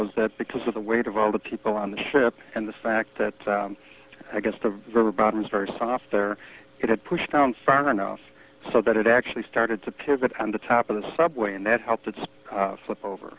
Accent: Berwyn, Illinois, United States; I spent my teenage years growing up in Berwyn, so being right next to Cicero

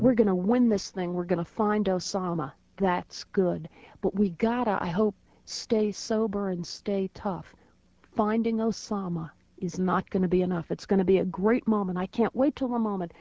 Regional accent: United States; as an American

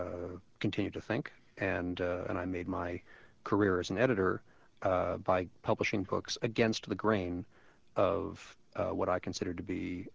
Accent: New York City, New York, United States; I grew up on the Upper West Side, which, as most people know, is a bastion of 60s era liberalism, and in my youth, I grew up in the 60s.

